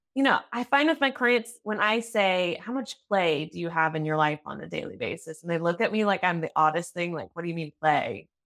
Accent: United States; now in Germany

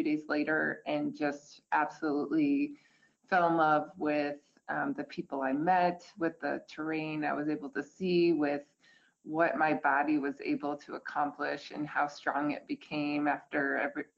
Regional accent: Midwest, United States; I grew up in the Midwest

